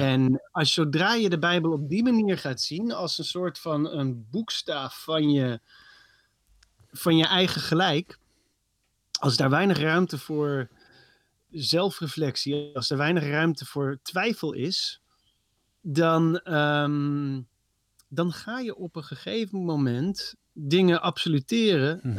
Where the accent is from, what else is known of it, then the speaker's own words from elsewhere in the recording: Netherlands; als Nederlanders